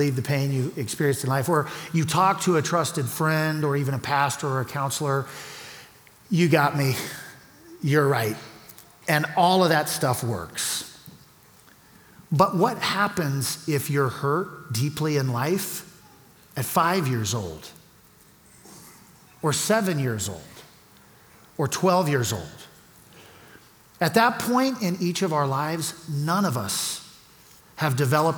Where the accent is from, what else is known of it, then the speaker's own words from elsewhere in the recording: Louisiana, United States; moved away as an adult; now in Colorado Springs, United States; We're from Louisiana, which is below sea level